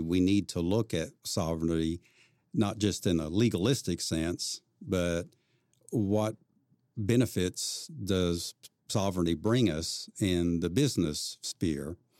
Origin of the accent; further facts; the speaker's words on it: Claremore, Oklahoma, United States; I grew up in Claremore, Oklahoma